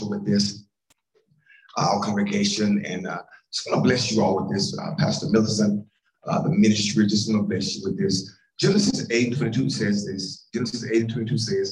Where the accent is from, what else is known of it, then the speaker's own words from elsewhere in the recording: Columbia, Tennessee, United States; I'm from Columbia, Tennessee, and I have a granddad who lived on a farm